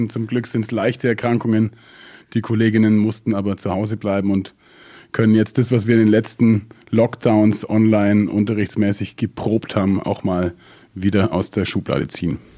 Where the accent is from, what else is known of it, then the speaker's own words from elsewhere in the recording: Augsburg, Bavaria, Germany; ich bin aufgewachsen in Süddeutschland in einem kleinen Kaff, das gerade noch so Stadtteil von Augsburg ist.